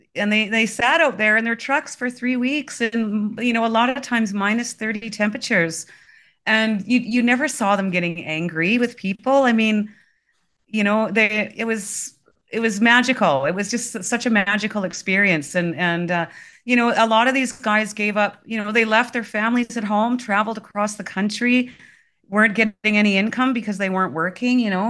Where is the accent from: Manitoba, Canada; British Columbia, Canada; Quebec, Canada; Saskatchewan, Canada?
Saskatchewan, Canada; moved away as an adult; now in Alberta, Canada; I was born and raised in Saskatchewan, and I've spent, uh, my life living across the prairies